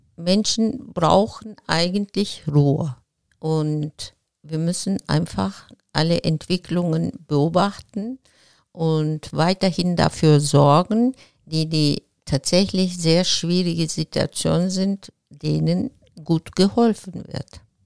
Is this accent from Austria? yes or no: no; Izmir, Turkey; German is a second language; moved away as an adult; also born or lived in Regensburg, Germany; now in Remscheid, Germany; Ich bin in Izmir geboren